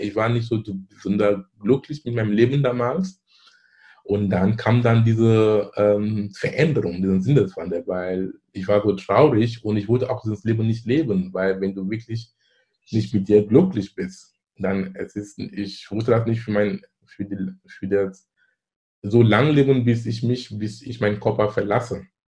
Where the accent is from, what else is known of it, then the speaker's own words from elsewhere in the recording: Cameroon; German is a second language; moved away as an adult; now in Germany; ich komme gebürtig aus Kamerun. Ich lebe in Deutschland hier seit fast 20 Jahren. Bin ich damals zum Studieren gekommen